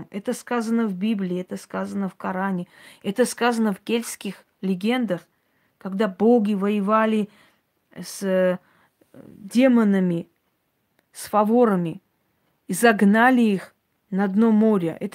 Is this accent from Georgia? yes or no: yes; Georgia; Гардманское княжество – который сейчас входит в Грузию, называется Гордобанское княжество. Я родилась там. Вот я из Гордманского княжества.